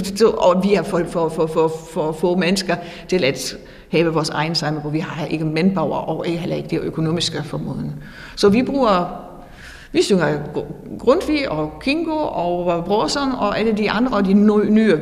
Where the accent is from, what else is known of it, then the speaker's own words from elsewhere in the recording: Northern Germany, Germany; Danish is a second language; moved away as an adult; now in Fredericia, Denmark; jeg kommer fra Nordtyskland oprindeligt